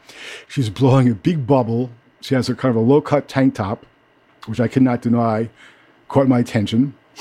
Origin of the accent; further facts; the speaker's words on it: New York City, New York, United States; also born or lived in California; I grew up in Brooklyn. And I've been a photographer since I came back from California in 1970.